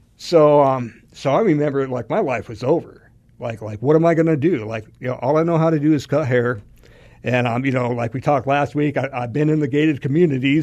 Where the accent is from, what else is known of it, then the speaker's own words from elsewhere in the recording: Alaska, United States; moved away as an adult; now in Arizona, United States; I'm from Alaska